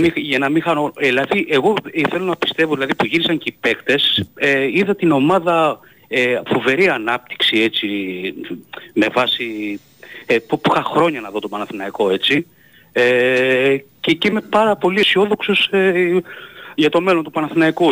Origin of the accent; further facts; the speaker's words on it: Greece; moved away; also born or lived in United States; σαν Έλληνας φίλαθρος